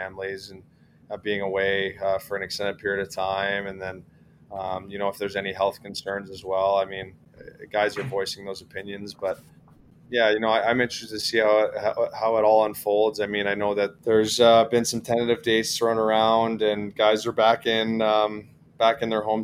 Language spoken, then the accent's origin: English; Toronto, Ontario, Canada; I grew up in the Toronto area